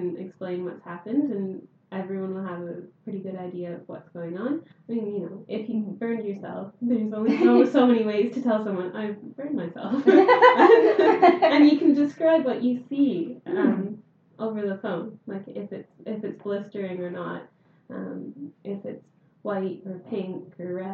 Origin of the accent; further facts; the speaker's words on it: Canada; moved away; I'm from Canada